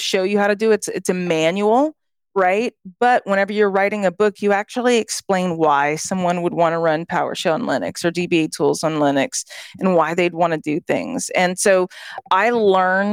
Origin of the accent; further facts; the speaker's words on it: Southwest Louisiana, United States; moved away as an adult; also born or lived in California / Belgium; I was from Southwest Louisiana. And I actually, whenever I was 18, I moved to California